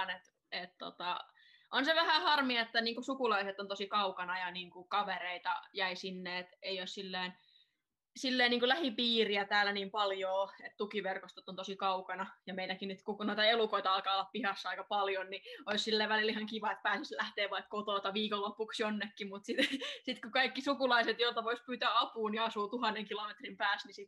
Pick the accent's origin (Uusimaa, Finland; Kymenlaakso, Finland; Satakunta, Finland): Uusimaa, Finland; Espoo; now in Rovaniemi, Finland; Mun perhe asuu Espoossa edelleen ja mä muutin Espoosta Turkuun ja Turusta sitten Leville.